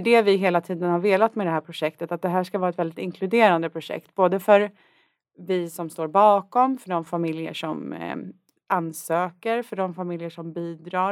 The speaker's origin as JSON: {"language": "Swedish", "town": "Värmdö", "region": "Stockholm County", "country": "Sweden", "tie": "born or raised there", "said": "född och uppvuxen på Värmdö"}